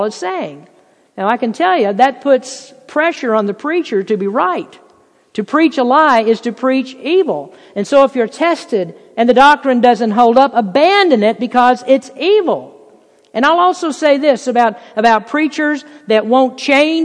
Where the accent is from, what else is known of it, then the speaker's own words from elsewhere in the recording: Lexington, Kentucky, United States; moved away; Lexington, where I'm from, the place is just filled with beautiful, lush, green grass horse farms